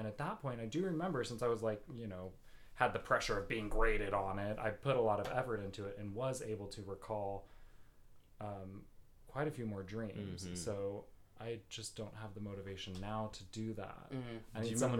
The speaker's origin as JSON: {"language": "English", "town": "Boston", "region": "Massachusetts", "country": "United States", "said": "High school. I'm right here."}